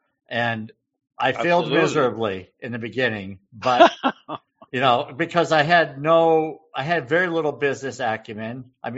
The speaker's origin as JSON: {"language": "English", "region": "New England", "country": "United States", "said": "I'm from New England."}